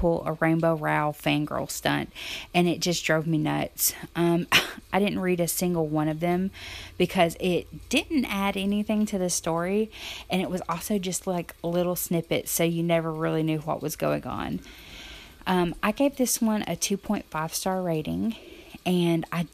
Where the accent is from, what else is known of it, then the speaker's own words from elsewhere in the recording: Alabama, United States; I'm from Alabama